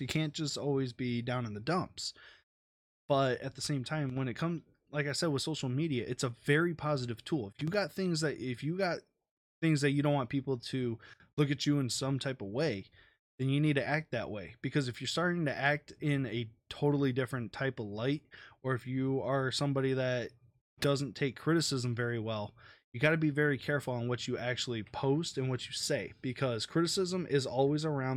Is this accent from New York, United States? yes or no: no; Detroit, Michigan, United States; I'm from Detroit, I'm gonna support my home team